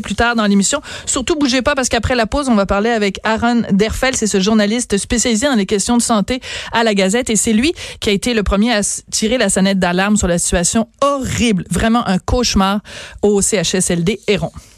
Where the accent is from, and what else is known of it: Quebec, Canada